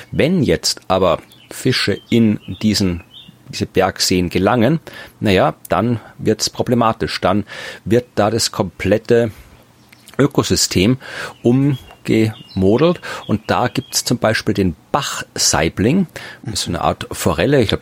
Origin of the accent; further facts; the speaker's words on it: Germany; ich bin ein durchschnittlich großer Deutscher. Ich bin 1,80